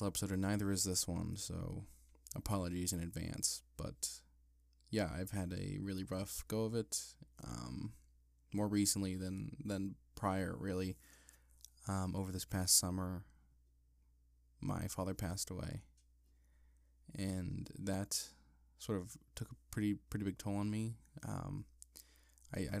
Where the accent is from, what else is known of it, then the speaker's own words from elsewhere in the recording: Ebensburg, Pennsylvania, United States; I wrote a book on the history of my hometown called The Civilized Mountain, The Story of Ebensburg